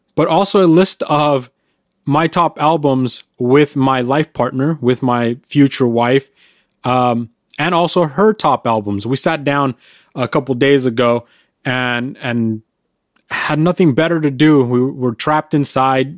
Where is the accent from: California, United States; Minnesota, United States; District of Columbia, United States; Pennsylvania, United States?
California, United States; we're from California